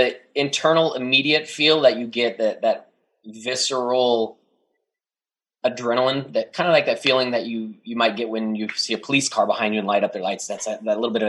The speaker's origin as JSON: {"language": "English", "town": "Dallas", "region": "Texas", "country": "United States", "moved": "yes", "said": "I'm from Dallas"}